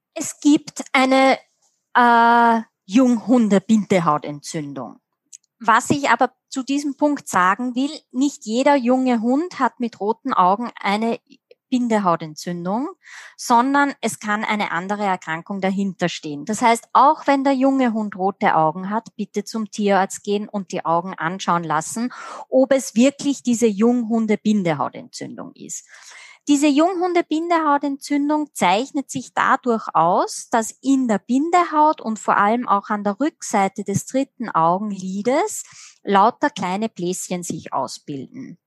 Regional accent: Austria; bei uns in Österreich

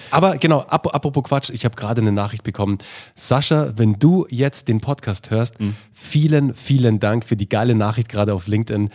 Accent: Munich, Bavaria, Germany; moved away as an adult; also born or lived in Berlin; ich bin als, äh, Mün als Münchner Jung

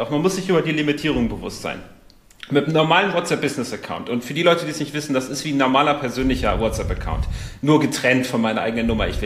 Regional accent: Portugal; ich komme aus Portugal, der eine oder andere weiß es

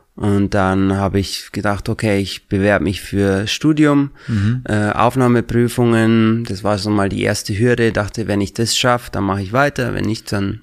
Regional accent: Regensburg, Bavaria, Germany; moved away as an adult; now in New York City, United States; ich komme aus Bayern, aus äh, der Nähe von Regensburg, äh, Oberpfalz

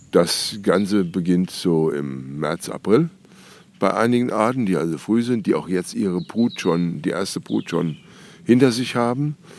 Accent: Nassau, Rhineland-Palatinate, Germany; Ich komme ja aus Nassau

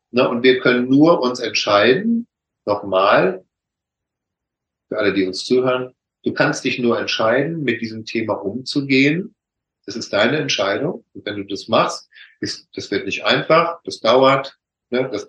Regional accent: North Rhine-Westphalia, Germany; ich komme aus dem Ruhrpott, so schon sagt, von Hölzchen auf Stöcksken

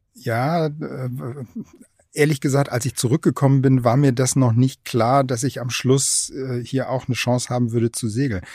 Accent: Aachen, North Rhine-Westphalia, Germany; moved away; also born or lived in Kiel; wir sind ja als Region erstens mal Strukturwandel sowieso schon gewohnt. Ne? Wir hatten mal in Aachen Stallindustrie

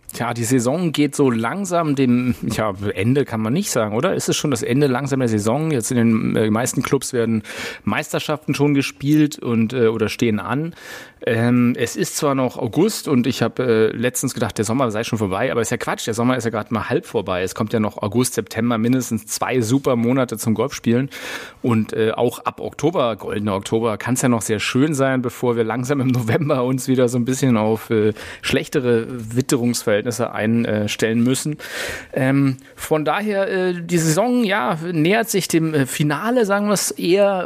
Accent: Berlin, Germany; wir als Berliner

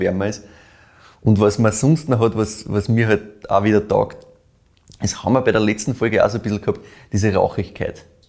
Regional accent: Weinviertel, Lower Austria, Austria; hast du mich in meine Heimat zurückgebracht, ja. quasi ins Weinviertel.

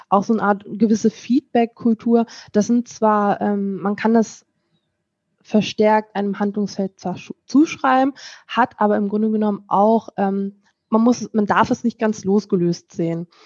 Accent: Lower Saxony, Germany; now in North Rhine-Westphalia, Germany; Und ich komme aus Niedersachsen, bin für die Arbeit nach äh, ins schöne NRW hierher gezogen

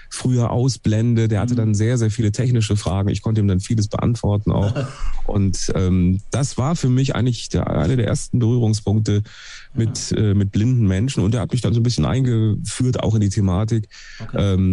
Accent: Duisburg, North Rhine-Westphalia, Germany; Ich bin zwar aus dem Ruhrpott, ja.

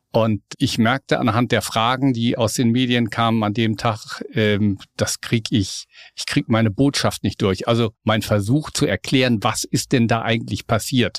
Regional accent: Lippe, North Rhine-Westphalia, Germany; now in Hamburg, Germany; Ich bin ja ein Beuter Hamburger. Ich komme aus Westfalen, aus Ostwestfalen, okay. aus Lippe, um ganz genau zu sein

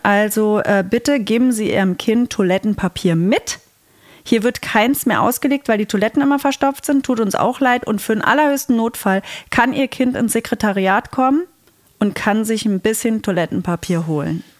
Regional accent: Saxony-Anhalt, Germany; Ich bin ja aus Sachsen-Anhalt.

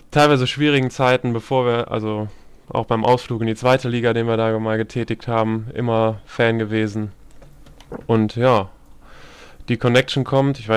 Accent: Mönchengladbach, North Rhine-Westphalia, Germany; ich sitze in Mönchengladbach, bin gebürtig

